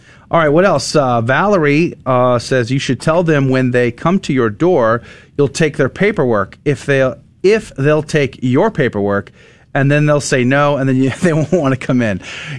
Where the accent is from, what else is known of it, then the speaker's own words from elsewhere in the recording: San Antonio, Texas, United States; I grew up in San Antonio.